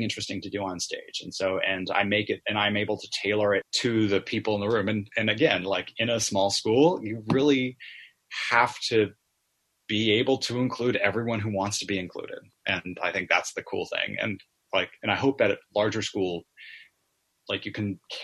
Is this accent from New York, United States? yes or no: no; California, United States; with a theater company in California called Barnyard Theater. My hometown